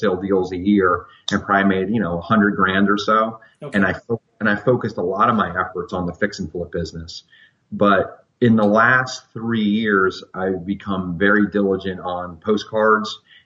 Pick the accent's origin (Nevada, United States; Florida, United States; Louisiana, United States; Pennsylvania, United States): Florida, United States; Fort Lauderdale; now in Central Virginia, United States; I grew up in Fort Lauderdale, Florida